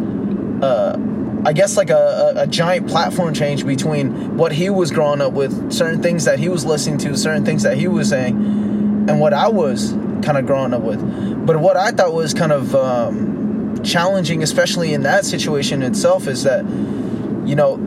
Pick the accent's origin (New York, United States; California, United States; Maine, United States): California, United States; Fremont; also born or lived in Union City, California / Tracy, California / Dublin, California; I grew up in Fremont, like Fremont, Union City area, but then I also moved quite often too, coming from like that area to Tracy, Dublin area